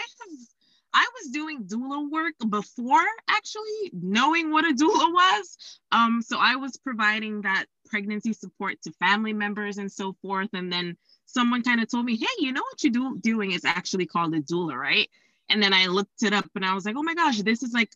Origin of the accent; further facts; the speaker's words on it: Dominica; moved away; also born or lived in Florida; I am from a tiny island called Dominica in the Eastern Caribbean